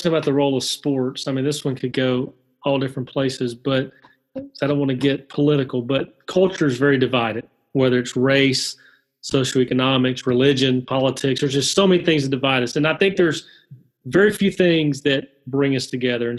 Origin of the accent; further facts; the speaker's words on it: Alabama, United States; growing up in Alabama